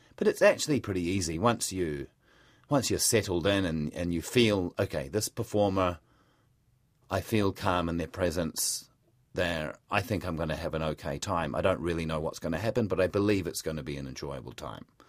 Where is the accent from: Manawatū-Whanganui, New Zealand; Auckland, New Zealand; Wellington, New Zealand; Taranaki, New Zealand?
Manawatū-Whanganui, New Zealand; Palmerston North; moved away as an adult; also born or lived in Melbourne, Australia; I was born just outside of Palmerston North